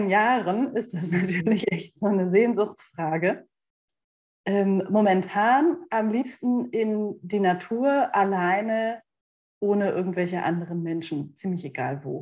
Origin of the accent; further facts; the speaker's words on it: North Rhine-Westphalia, Germany; Ich komme ja aus Westfalen und Westfalen gucken manchmal etwas mürrisch